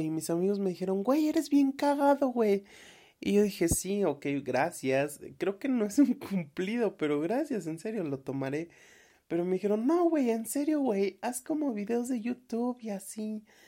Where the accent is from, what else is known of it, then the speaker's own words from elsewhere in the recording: Tlaxcala, Mexico; soy de Tlaxcala porque soy orgullosamente tlaxcalteca